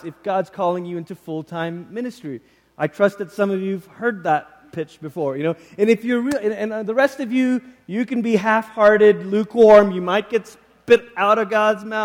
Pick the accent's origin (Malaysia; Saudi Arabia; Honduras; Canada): Malaysia; moved away; I grew up in Malaysia.